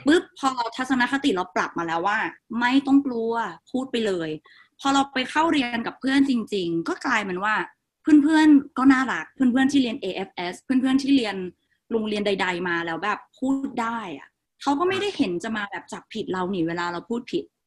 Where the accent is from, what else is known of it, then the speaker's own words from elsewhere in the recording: Yasothon, Thailand; first language Isan (Lao); Thai is a second language; เป็นเด็กต่างจังหวัด ซึ่งจังหวัดที่เราอยู่เนี่ย เรียกได้ว่าห่างไกลความเจริญเป็นจังหวัดที่เล็กมากจังหวัดยะโสธรซึ่งตอนที่เราโตโตมาเนี่ย